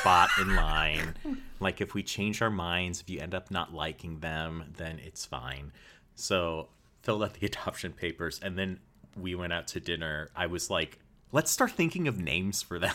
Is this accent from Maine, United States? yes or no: no; St. Louis, Missouri, United States; was born and raised in Saint Louis, Missouri